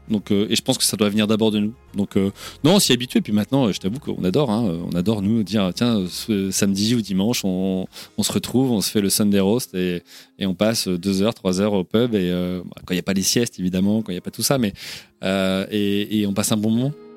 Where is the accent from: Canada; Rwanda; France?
France; moved away as an adult; je suis bien français